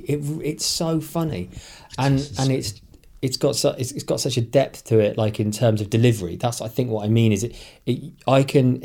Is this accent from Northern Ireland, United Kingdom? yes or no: yes; Derry, Northern Ireland, United Kingdom; born there; I was born in Derry in 19, whatever it was.